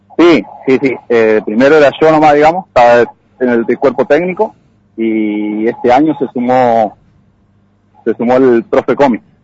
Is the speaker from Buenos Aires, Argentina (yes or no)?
no; La Criolla, Santa Fe, Argentina; acá la Criolla. Nacido acá